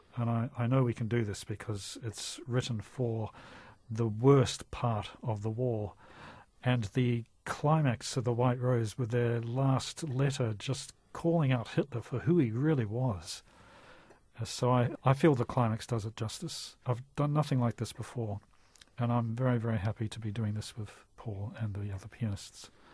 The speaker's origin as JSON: {"language": "English", "country": "New Zealand", "said": "I'm so proud being a New Zealander"}